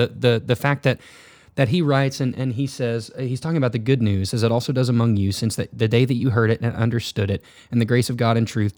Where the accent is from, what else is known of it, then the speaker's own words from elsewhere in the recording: Poplar Bluff, Missouri, United States; We grew up in Southeast Missouri. We grew up in the Bible Belt where, as you hilariously said on Sunday, Poplar Bluff is the home of like Mexican restaurants, car dealerships, and churches.